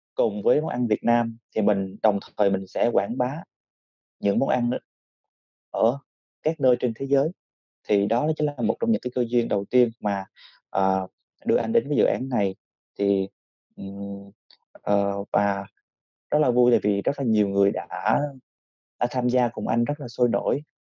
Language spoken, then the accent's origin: Vietnamese; Vietnam; mình mình là một người Việt Nam